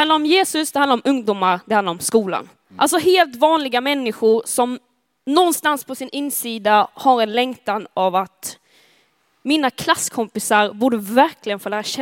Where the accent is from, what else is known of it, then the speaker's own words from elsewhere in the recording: Skåne, Sweden; accent: Scanian; now in Uppsala, Sweden; När jag, när jag kom från Skåne till Uppsala 2019 så var det så här, jag tänker inte att jag är skånska, jag pratar ju som alla andra.